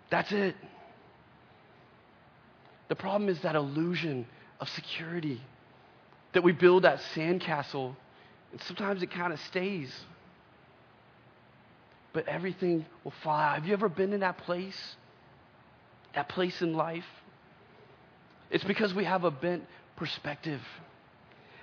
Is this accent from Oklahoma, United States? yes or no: yes; Oklahoma, United States; I remember growing up in Oklahoma, we lived in just this little house